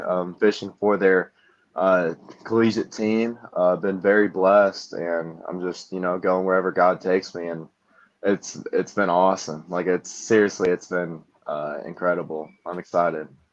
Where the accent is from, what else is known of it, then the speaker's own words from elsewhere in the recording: Fort Wayne, Indiana, United States; I'm from Fort Wayne, Indiana.